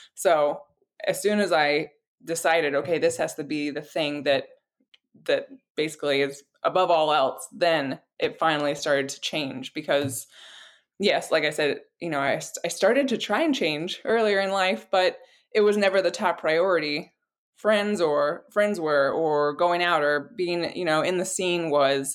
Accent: Florida, United States; I I grew up in Florida, and it's hard to not be around a lake

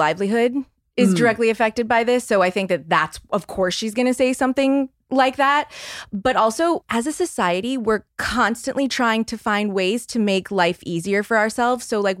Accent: New Orleans, Louisiana, United States; I was raised Catholic. I'm from New Orleans, so a super Catholic city.

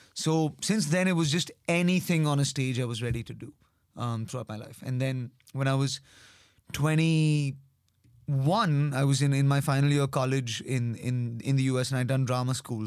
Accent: India; accent: Indian; being Indian or being having an Indian accent

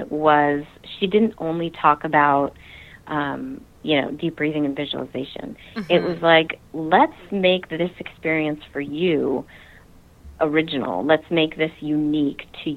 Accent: New Jersey, United States; also born or lived in Utah; Yes, I am originally a Jersey girl. I grew up in New Jersey

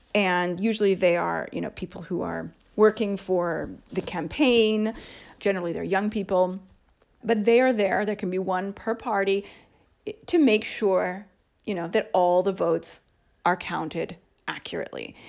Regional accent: United States; moved away as an adult; also born or lived in Canada; now in Italy; I was already living in a different state from my home state

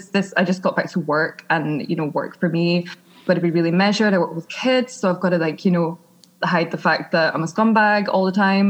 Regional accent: Scotland, United Kingdom; accent: Scottish; moved away as an adult; now in London, United Kingdom; I grew up in Scotland

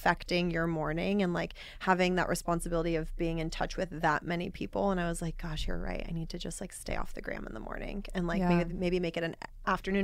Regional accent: Overland Park, Kansas, United States; moved away as an adult; also born or lived in Arizona / Los Angeles; I grew up in Kansas, Overland Park, Kansas.

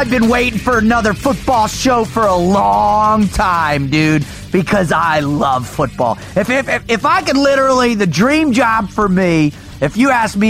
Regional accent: South Florida, United States; moved away; I was from South Florida

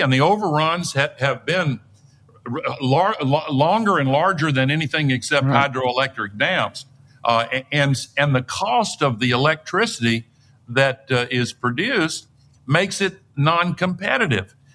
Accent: Tennessee, United States; my home state of Tennessee

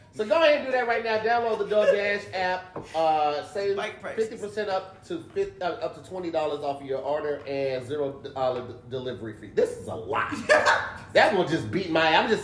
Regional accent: East St. Louis, Illinois, United States; I'm actually from East St.

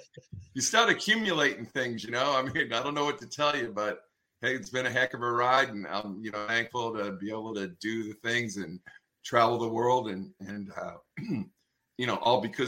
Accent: Portland, Maine, United States; moved away; I was born in Portland, Maine.

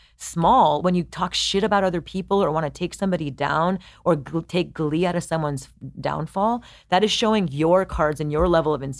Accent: India; I'm Indian, like Japanese

